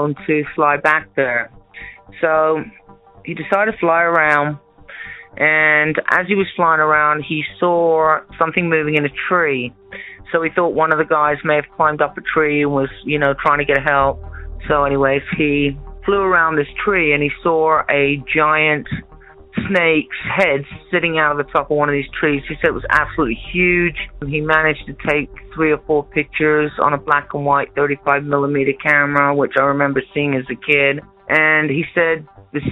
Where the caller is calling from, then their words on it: New Mexico, United States; I'm calling from New Mexico